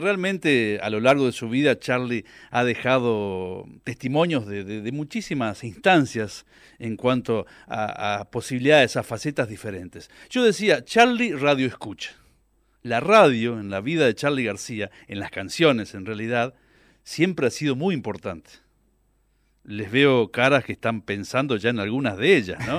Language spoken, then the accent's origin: Spanish; near Reconquista, northern Santa Fe, Argentina; accent: litoraleño mixed with Cordoban tonada; now in Córdoba, Argentina; yo soy del norte de Santa Fe, ah. de la costa